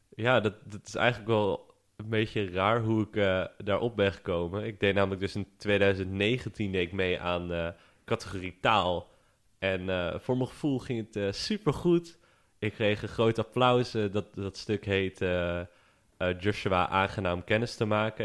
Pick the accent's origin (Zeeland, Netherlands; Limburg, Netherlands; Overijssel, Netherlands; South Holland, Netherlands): Zeeland, Netherlands; Vlissingen; ik kom uit Vlissingen